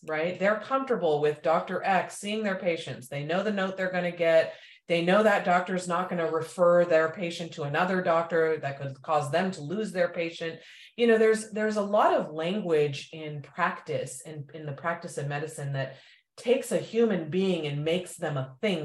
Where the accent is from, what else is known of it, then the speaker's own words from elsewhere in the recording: India; moved away; I'm from India